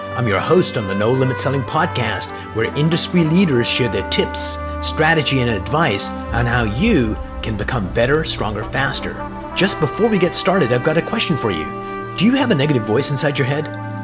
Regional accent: United Kingdom; now in Canada; I was a little kid in the UK

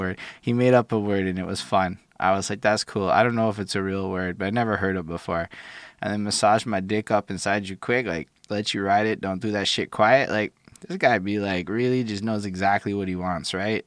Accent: Montreal, Quebec, Canada; I'm from Montreal

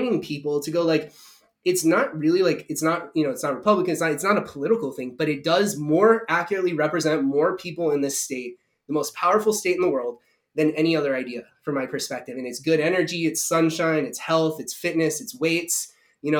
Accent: United States; I'm an American

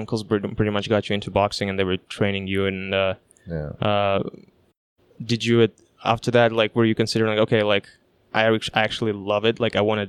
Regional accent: Kazakhstan; now in Canada; I'm from Kazakhstan originally

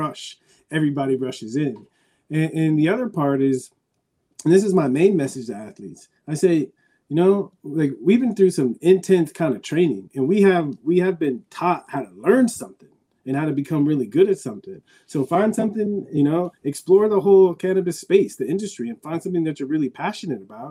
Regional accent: San Diego, California, United States; moved away; I grew up in San Diego watching the Padres

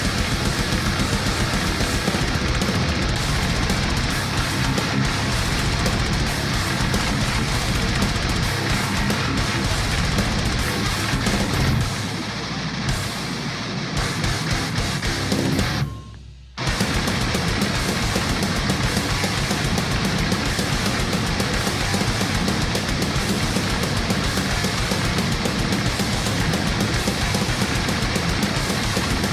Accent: United States; As an American

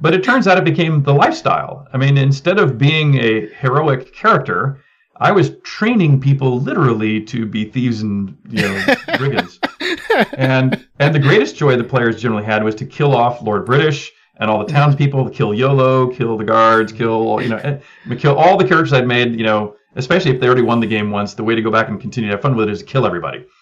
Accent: United States; also born or lived in England; I'm an American that happened to be born to American parents while uh, they were in England

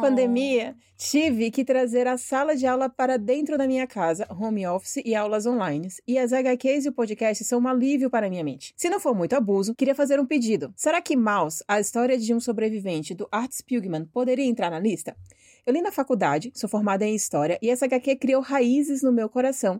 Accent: Bahia, Brazil; now in São Paulo, Brazil; eu sou baiana

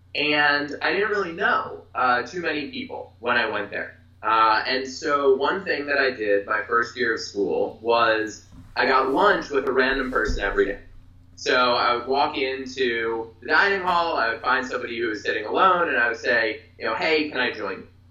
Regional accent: Philadelphia, Pennsylvania, United States; I'm from Philadelphia

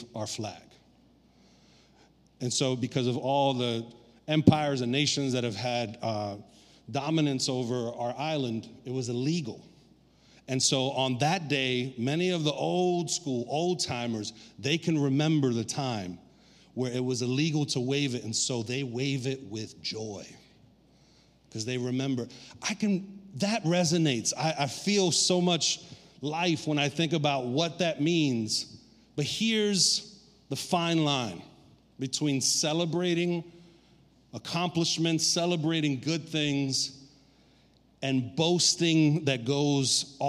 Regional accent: New York City, New York, United States; also born or lived in Puerto Rico; I was raised in Brooklyn since I was 6 months old

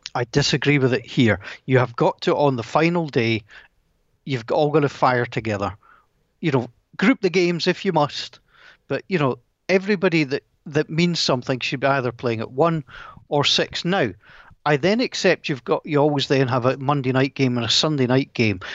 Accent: Scotland, United Kingdom; I'm Scottish.

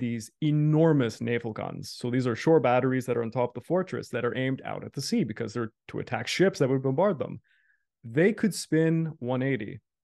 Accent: Canada; I'm a Canadian

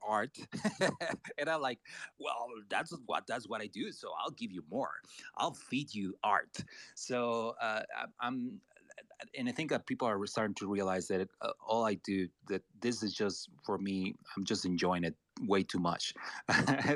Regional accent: Mexico; I'm Latino. I'm from Mexico

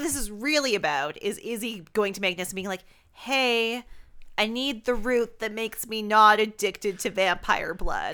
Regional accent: Canada; we're Canadian

